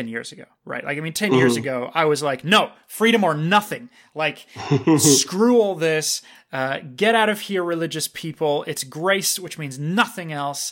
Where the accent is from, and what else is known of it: Canada